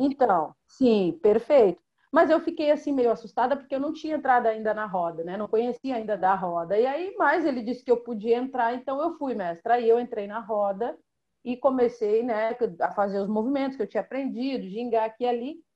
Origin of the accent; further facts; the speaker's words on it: Rio Grande, Rio Grande do Sul, Brazil; eu sou natural de Rio Grande, que é uma cidade do extremo sul do Rio Grande do Sul